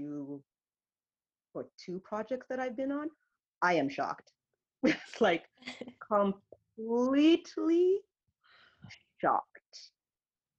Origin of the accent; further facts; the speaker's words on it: Canada; we're so Canadian